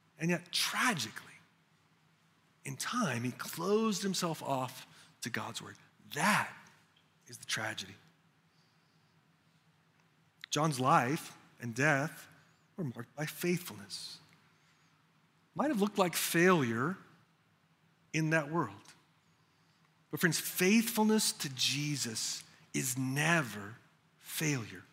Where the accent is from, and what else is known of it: United States